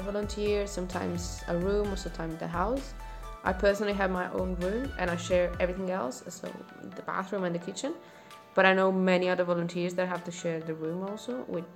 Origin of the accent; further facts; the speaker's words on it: Italy; from Italy